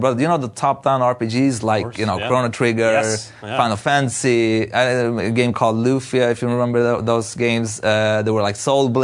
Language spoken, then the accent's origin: English; Beirut, Beirut Governorate, Lebanon; moved away; I was born in Beirut, in the middle of the civil war